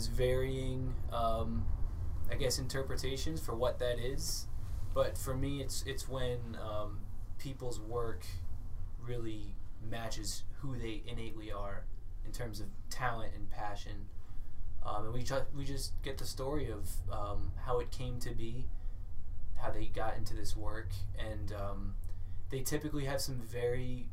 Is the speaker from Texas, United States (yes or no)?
no; Florida, United States; also born or lived in Thailand; now in Portland, United States; I grew up in Florida, lived in Thailand for a few years, and I've been here.